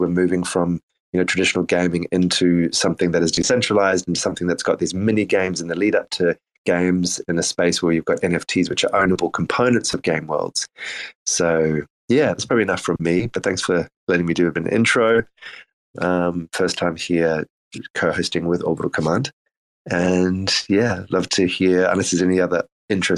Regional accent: South Africa; I grew up in South Africa

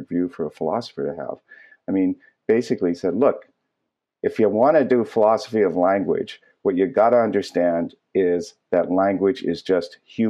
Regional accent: San Diego, California, United States; I grew up in San Diego

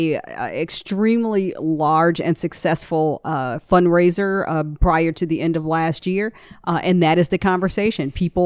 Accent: Detroit, Michigan, United States; I remember being in an airport and somehow it came up that I was from Detroit

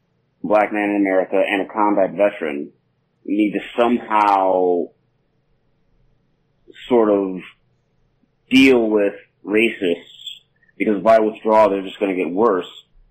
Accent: Detroit, Michigan, United States; I'm from Detroit.

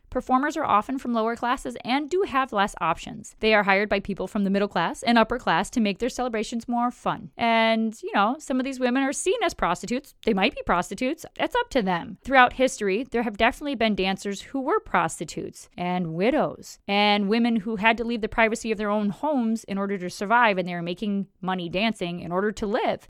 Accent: United States; I was born in America, I live in America, I have a very American perspective

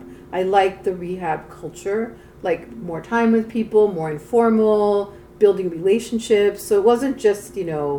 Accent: Mexico City, Mexico; moved away as an adult; now in United States; I grew up in Mexico City

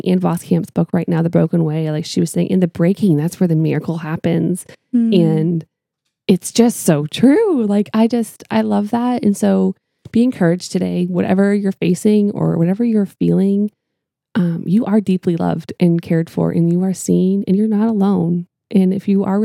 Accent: Canada; I'm Canadian.

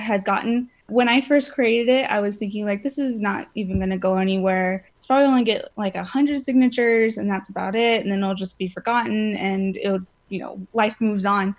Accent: California, United States; moved away; I'm from California

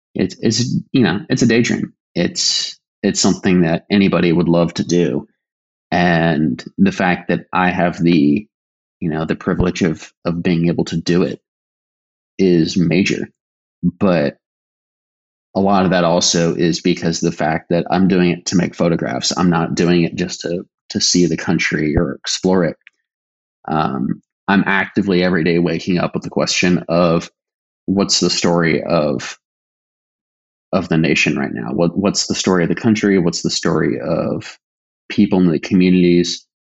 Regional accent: Virginia, United States; I'm from Virginia

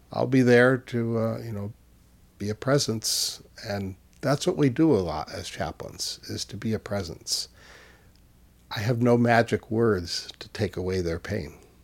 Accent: Easthampton, Massachusetts, United States; in my hometown in, in Western Mass, I grew up in East Hampton

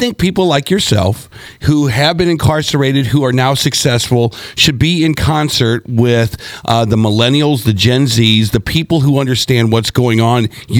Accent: Seattle, Washington, United States; moved away; I'm from Seattle

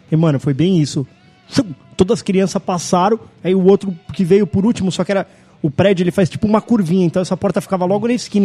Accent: Brazil; nós somos do Brasil, a gente não tá acostumado com esse frio

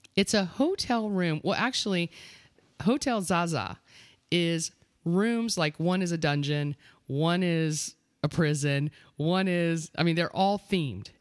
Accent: Eustis, Florida, United States; East is Florida.

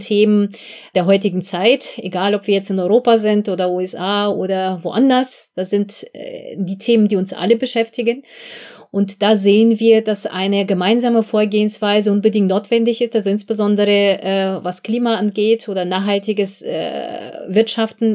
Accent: Belarus; moved away as an adult; now in Germany; Ich komme ursprünglich selbst äh, aus Belarus, also ich bin dort geboren, mhm. aufgewachsen

